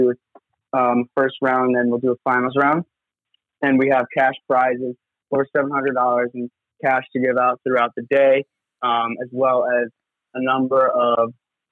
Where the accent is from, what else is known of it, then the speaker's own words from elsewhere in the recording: Montauk, New York, United States; I grew up around Montauk skateboarding, skating at the Montauk skate park